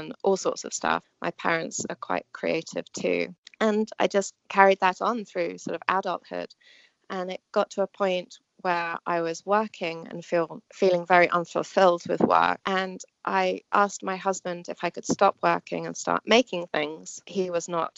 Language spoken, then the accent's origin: English; England, United Kingdom; moved away as an adult; also born or lived in New York, United States; now in United States; I was born in England, and I moved to the States about 17, 18 years ago.